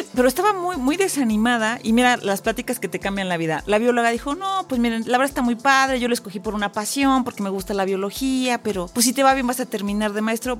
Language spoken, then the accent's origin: Spanish; Ecatepec, State of Mexico, Mexico; Yo nací en Ecatepec